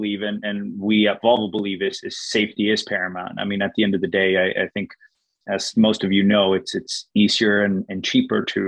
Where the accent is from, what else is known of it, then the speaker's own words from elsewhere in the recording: Sweden; moved away; I'm born and raised in Sweden